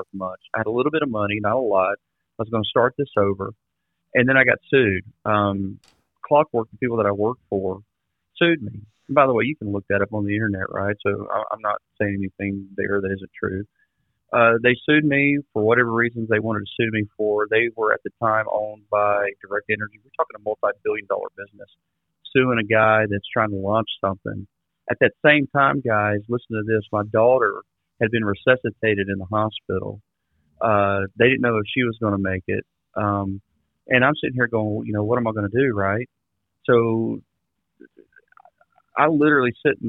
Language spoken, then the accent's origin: English; South Mississippi, United States; also born or lived in Florida; now in Austin, United States; I grew up in South Mississippi